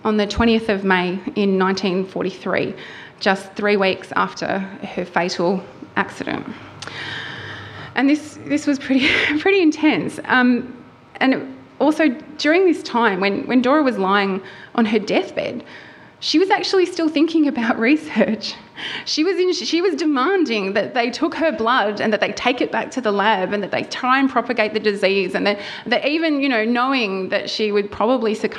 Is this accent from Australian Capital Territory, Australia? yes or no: no; Wollongong, New South Wales, Australia; moved away as an adult; now in Melbourne, Australia; I grew up on the south coast of New South Wales. I did my undergraduate degree at the University of Wollongong in my hometown